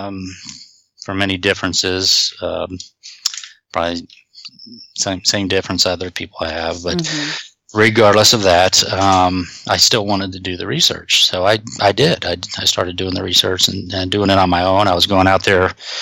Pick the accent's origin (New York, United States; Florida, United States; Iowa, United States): Florida, United States; North; also born or lived in Connecticut; My parents moved down from Connecticut when I was 2. So, Florida is pretty much all I know. So, when we grew up in Florida, not much to do where we lived. We were living in a little North Florida area